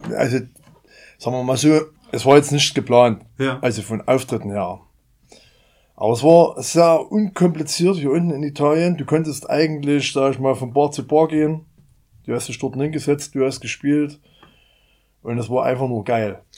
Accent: Meerane, Saxony, Germany; ich komme aus Merane, bin 50 Jahre alt

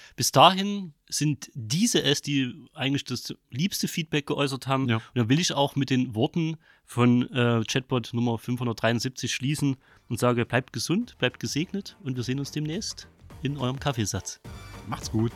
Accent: Saxony, Germany; accent: Saxon; mein sächsischer Dialekt

